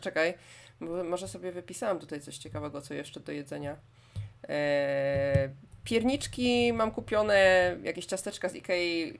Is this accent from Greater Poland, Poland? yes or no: yes; Poznań, Greater Poland, Poland; Jestem z Poznania